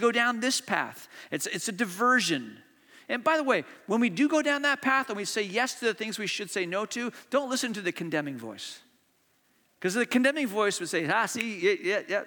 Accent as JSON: {"language": "English", "country": "Hong Kong", "tie": "born or raised there", "said": "I was born in Hong Kong, and my brother was in the second grade at Hong Kong International School"}